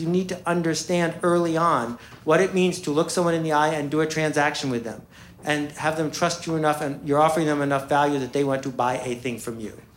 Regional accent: Buffalo, New York, United States; I grew up in Buffalo, New York, with two extraordinary parents

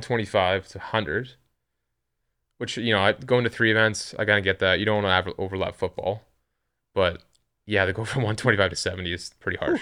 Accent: Western Canada, Canada; I'm from Canada, but I'm from the West

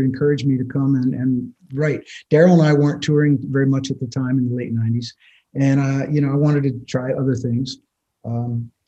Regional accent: outside of Philadelphia, Pennsylvania, United States; I grew up outside of Philadelphia

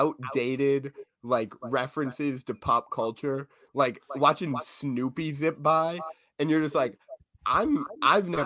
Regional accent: Midwest, United States; growing up in the Midwest

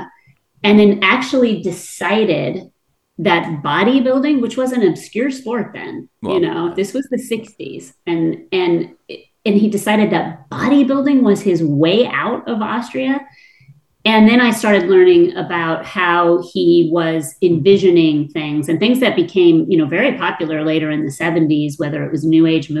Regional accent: California, United States; I'm from California

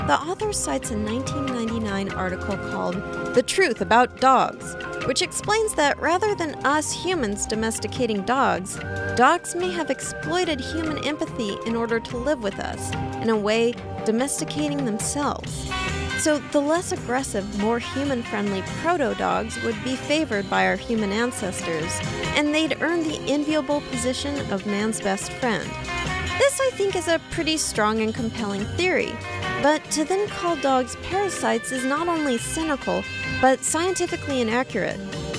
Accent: San Diego, California, United States; The San Diego Union-Tribune, my hometown

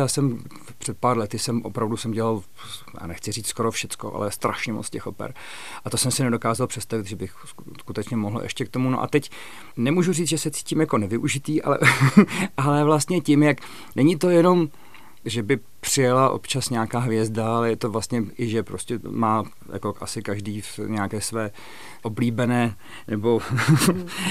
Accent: Hrdějovice, South Bohemian Region, Czechia; also born or lived in Nymburk; now in Prague, Czech Republic; protože jsem se narodil v Nymburce, protože maminka je ze středních Čech, ale tatínek odsud. Takže vlastně od dvou let jsem, eh, jsem už žil, musím říct, v hrdějících

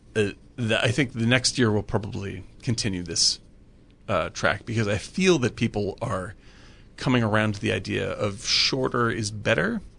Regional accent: Cape Cod, Massachusetts, United States; moved away; I grew up on Cape Cod

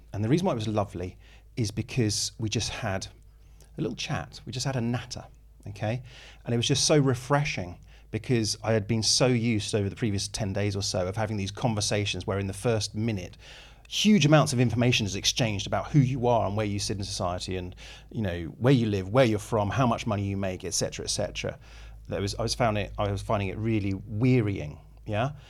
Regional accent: England, United Kingdom; as an English person

